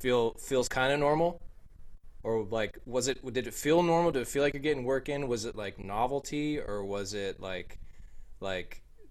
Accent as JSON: {"language": "English", "area": "Bay Area", "region": "California", "country": "United States", "tie": "born or raised there", "said": "as a kid growing up in the Bay Area"}